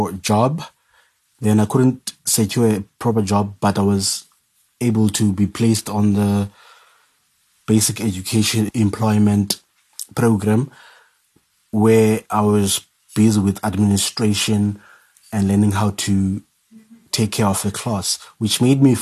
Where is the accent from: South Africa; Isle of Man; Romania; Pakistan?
South Africa; Cape Town, Western Cape; I was born and bred in Ekhayelitsha